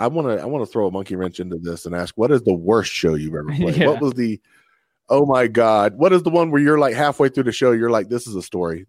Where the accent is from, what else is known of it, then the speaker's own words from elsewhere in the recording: North Carolina, United States; I was born in North Carolina, dude.